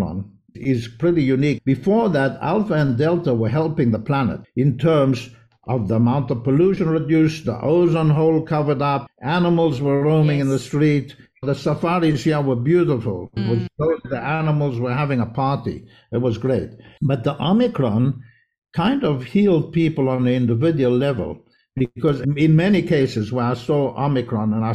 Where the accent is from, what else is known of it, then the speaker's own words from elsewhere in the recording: Israel; also born or lived in South Africa; I'm from South Africa, but I grew up in Israel.